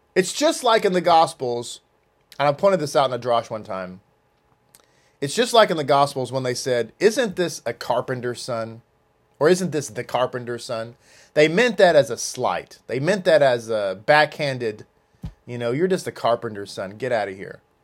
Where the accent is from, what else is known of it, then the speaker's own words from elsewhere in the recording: United States; As an American, I'm an American